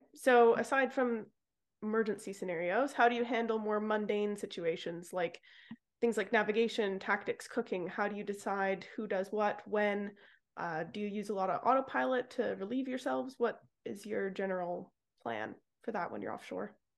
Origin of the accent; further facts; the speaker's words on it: Vancouver Island, Pacific Northwest, British Columbia, Canada; I'm from the Pacific Northwest as well on Vancouver Island